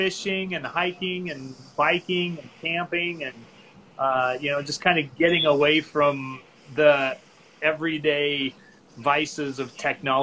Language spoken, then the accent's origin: English; Utah, United States; moved away as an adult; also born or lived in Maryland / Rexburg, Idaho / Southern California; I grew up in Utah, in the state of Utah, lived there until I was 19